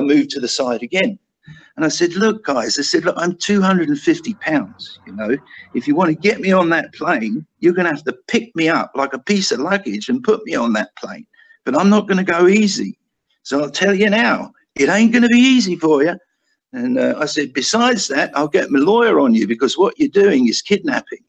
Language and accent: English; United Kingdom; moved away; me being a Brit